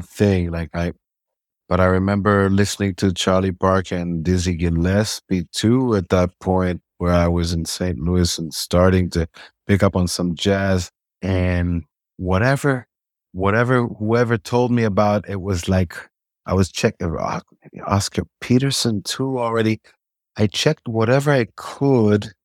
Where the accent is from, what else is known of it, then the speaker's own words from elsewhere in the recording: Israel; I was born in Israel in nineteen seventy